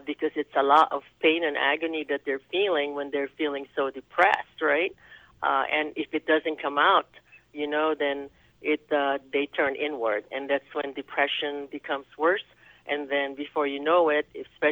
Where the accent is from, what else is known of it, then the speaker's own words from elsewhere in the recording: Philippines; also born or lived in New York / Spain / Louisville, Kentucky; now in United States; I was born and raised in the Philippines, so I'm an islander